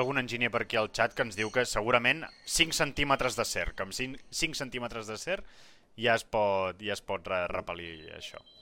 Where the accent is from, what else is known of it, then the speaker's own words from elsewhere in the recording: Manresa, Catalonia, Spain; nosaltres som de Manresa